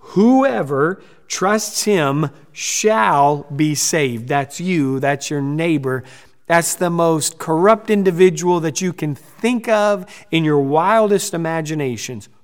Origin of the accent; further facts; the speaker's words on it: United States; we're from the United States